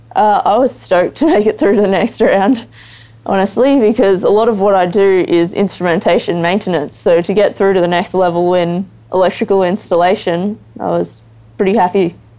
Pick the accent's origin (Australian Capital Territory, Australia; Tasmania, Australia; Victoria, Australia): Victoria, Australia; Geelong; I grew up in Geelong